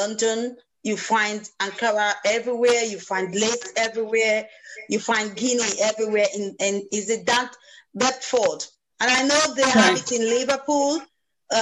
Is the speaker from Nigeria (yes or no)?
yes; Nigeria; being a Nigerian